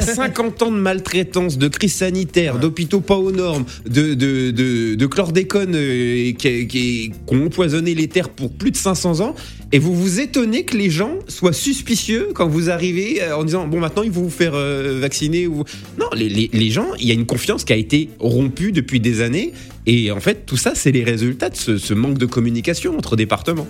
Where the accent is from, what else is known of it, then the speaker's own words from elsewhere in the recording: Lorraine, Grand Est, France; j'ai grandi en Lorraine